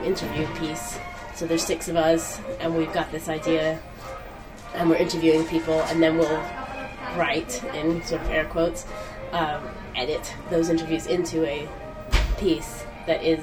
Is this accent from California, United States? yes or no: yes; outside San Francisco, California, United States; accent: American; moved away as an adult; also born or lived in Manchester, England / Leeds, England; now in London, United Kingdom; I was born near Manchester. And then when I was nearly five, we moved to California, just outside of San Francisco.